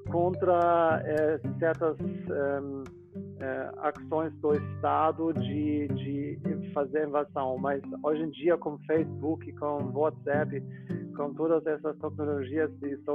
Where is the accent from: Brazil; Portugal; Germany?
Germany; Munich, Bavaria; Portuguese is a second language; eu sou da, da Alemanha, de Munique